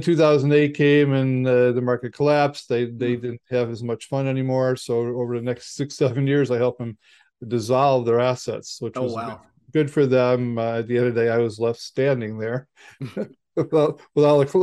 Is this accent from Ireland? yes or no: no; Chicago, Illinois, United States; I'm from Chicago